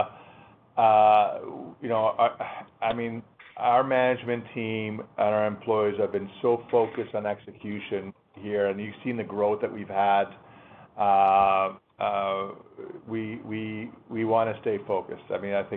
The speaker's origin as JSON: {"language": "English", "country": "Canada", "said": "as a Canadian"}